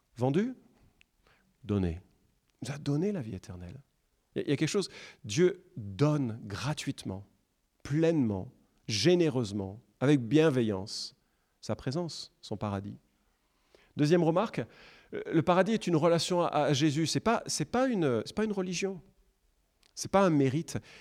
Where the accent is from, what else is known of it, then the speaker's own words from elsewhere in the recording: France; nous, en France, on est français